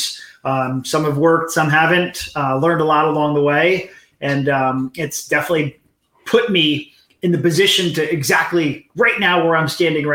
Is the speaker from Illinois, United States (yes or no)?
no; Hollywood, Florida, United States; I was born in Hollywood, Florida